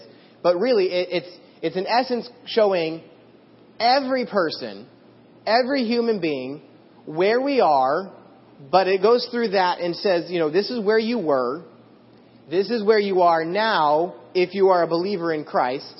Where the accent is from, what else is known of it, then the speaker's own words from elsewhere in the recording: Idaho, United States; I grew up in Idaho and there's a lot of farmland